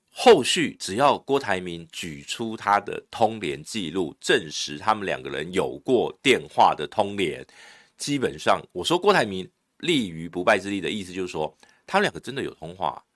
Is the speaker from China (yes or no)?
no; Taiwan; 后来我们的卫福部又传了一个台湾哦，过去给他